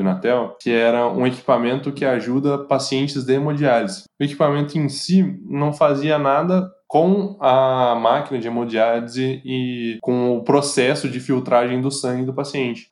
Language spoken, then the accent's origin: Portuguese; Pouso Alegre, Minas Gerais, Brazil; Eu sou de Pouso Alegre que é uma cidade do sul de Minas Gerais